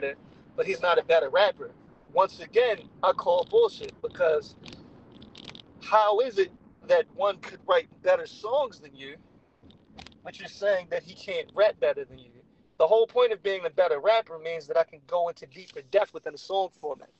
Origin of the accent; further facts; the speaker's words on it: Baltimore, Maryland, United States; we're all from Baltimore